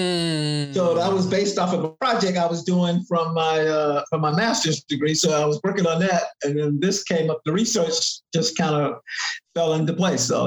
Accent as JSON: {"language": "English", "town": "Chicago", "region": "Illinois", "country": "United States", "tie": "born or raised there", "moved": "yes", "lives_now": "Sacramento, United States", "said": "where I'm from, that's all the way back from Chicago"}